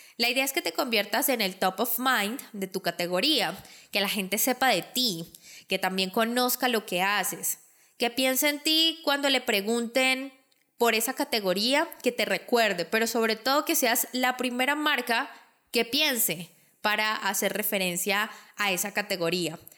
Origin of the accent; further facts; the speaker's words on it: Colombia; mi país, Colombia